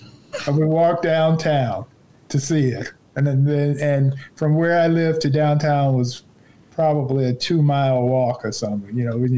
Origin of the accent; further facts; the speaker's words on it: Gary, Indiana, United States; moved away; I grew up in Gary, Indiana.